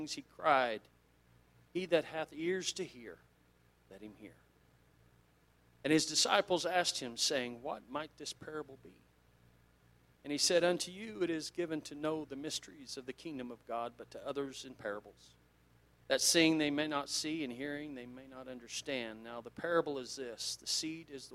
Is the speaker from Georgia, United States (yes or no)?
no; South Central Kansas, United States; I grew up in South Central Kansas